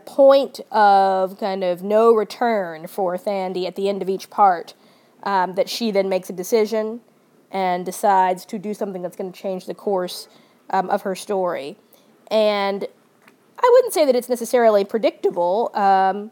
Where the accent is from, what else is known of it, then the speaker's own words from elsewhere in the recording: the South, United States; growing up in the South